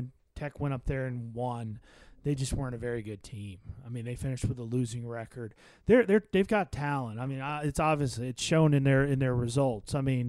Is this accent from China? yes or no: no; Maryland, United States; I grew up in Maryland. I didn't grow up in a place where college football was king.